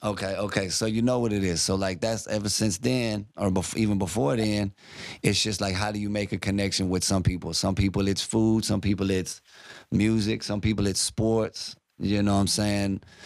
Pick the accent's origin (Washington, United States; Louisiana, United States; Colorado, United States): Louisiana, United States; Baton Rouge; now in Dallas, United States; I'm from Baton Rouge, Louisiana